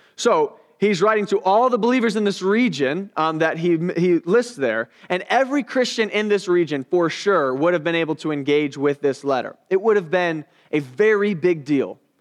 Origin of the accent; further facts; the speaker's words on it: United States; I'm an American.